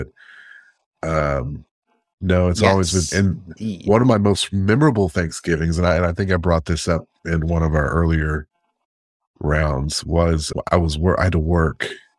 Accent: the South, United States; And we are from the South, and that's what we do here in the South, is we have cornbread dressing.

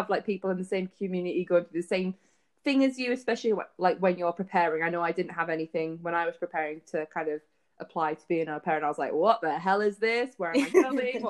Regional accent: the north of England, United Kingdom; I'm from the north somewhere. Northern.

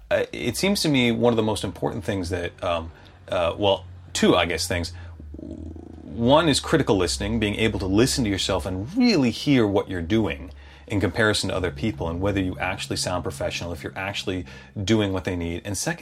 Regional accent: Chicago, Illinois, United States; accent: Chicago accent; I was raised in Chicago, and you can tell I don't really have much of a Chicago accent anymore.

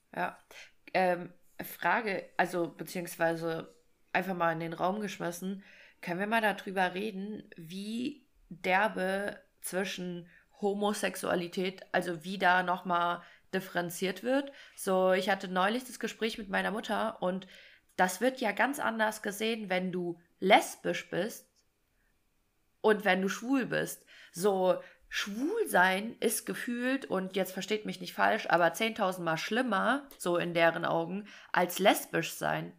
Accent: Fulda, Hesse, Germany; ich komme ja aus Fulda

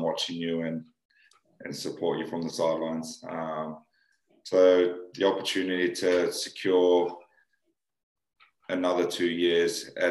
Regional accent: New South Wales, Australia; moved away as an adult; also born or lived in New Zealand; now in Wakefield, United Kingdom; growing up in New South Wales

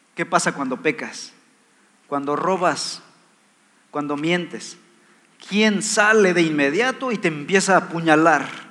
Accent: Mexico; Somos ciudadanos mexicanos

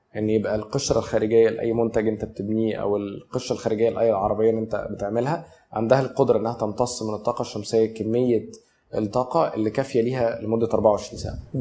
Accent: Cairo, Cairo Governorate, Egypt; انا نشأت في مصر الجديده في الثمانينات

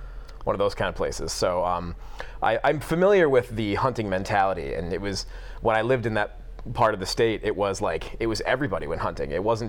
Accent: Elk Rapids, Michigan, United States; moved away as an adult; I grew up in Elk Rapids, and then I moved away and worked other places for a long time. And then I moved back to this area of the state around 2015.

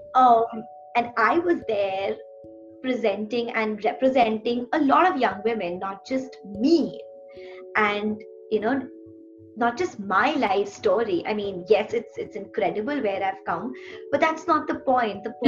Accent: India; I come from India

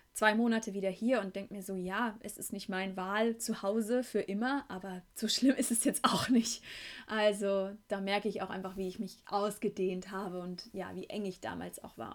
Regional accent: Beckum, North Rhine-Westphalia, Germany; moved away; von meiner Heimatstadt Beckum

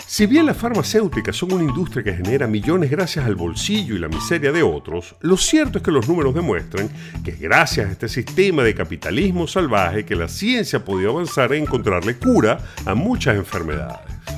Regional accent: Venezuela; sabemos los venezolanos

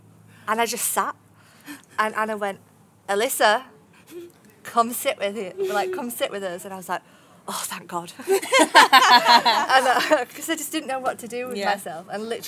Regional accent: Barnsley, Yorkshire and the Humber, United Kingdom; accent: northern; Barnsley in Yorkshire.

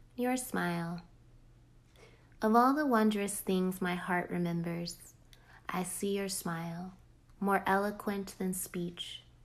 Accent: North Carolina, United States; moved away as an adult; also born or lived in Phoenix, Arizona; I just moved back to North Carolina, my home state, from Phoenix, Arizona

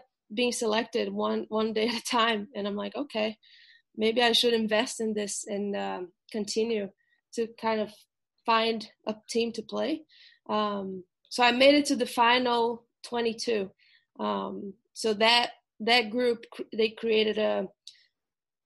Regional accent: Brazil; English is a second language; moved away as an adult; also born or lived in Ohio, United States; now in United States; But I'm from Brazil originally. So I grew up playing soccer.

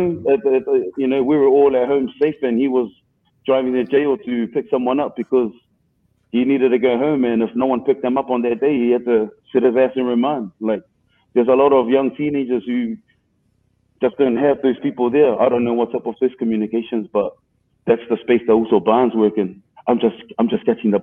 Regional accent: Auckland, New Zealand; I grew up in Mount Roskill. I'm a Central brother

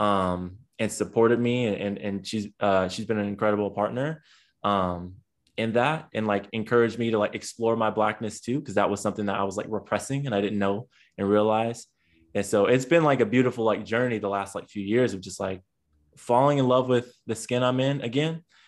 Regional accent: San Diego, California, United States; now in Long Beach, United States; I'm originally from San Diego, California, um, but now reside in Long Beach, uh, California

